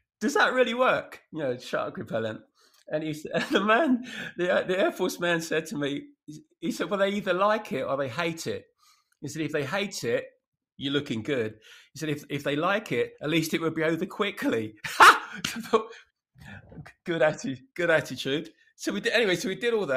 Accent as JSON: {"language": "English", "region": "England", "country": "United Kingdom", "said": "I'm English."}